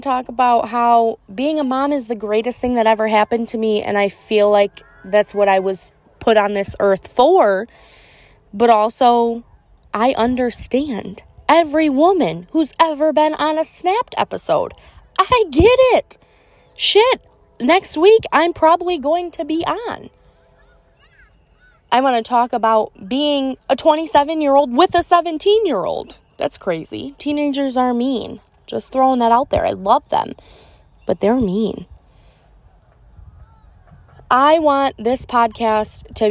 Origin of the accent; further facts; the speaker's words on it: Michigan, United States; I'm from Michigan